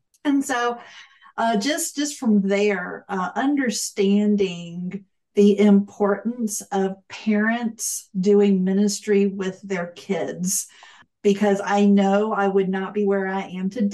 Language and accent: English; Florida, United States; I grew up in Florida